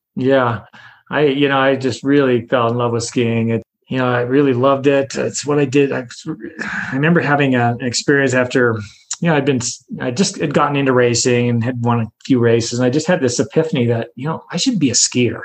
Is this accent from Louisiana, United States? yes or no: no; Montana City, Montana, United States; moved away; also born or lived in Squaw Valley, California; I'm from Montana City, which is south of Helena you know, not not too far from Helena, but I'm from Montana City, Montana. Um, very very rural area. I went to a two room school